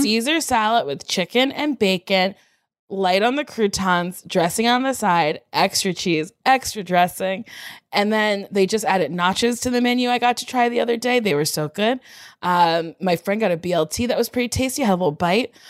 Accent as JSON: {"language": "English", "town": "Middletown", "region": "New Jersey", "country": "United States", "tie": "born or raised there", "moved": "as an adult", "lives_now": "New York City, United States", "said": "I grew up in Middletown, New Jersey."}